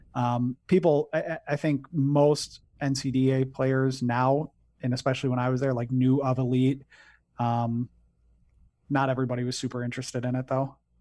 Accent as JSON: {"language": "English", "town": "Detroit", "region": "Michigan", "country": "United States", "moved": "as an adult", "lives_now": "Grand Rapids, United States", "said": "I'm originally from the Detroit area, but I live in Grand Rapids, Michigan"}